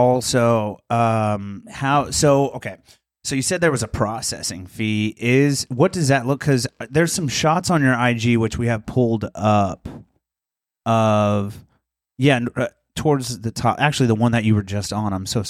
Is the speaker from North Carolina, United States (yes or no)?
no; Posey County, Indiana, United States; I grew up in Posey County, not a lot greater.